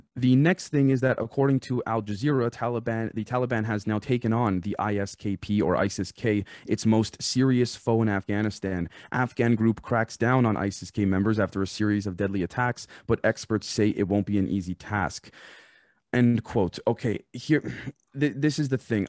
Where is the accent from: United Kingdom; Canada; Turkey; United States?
Canada; I'm Canadian